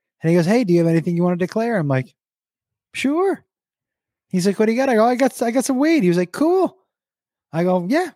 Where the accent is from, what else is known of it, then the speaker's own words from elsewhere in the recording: Massachusetts, United States; I grew up in Massachusetts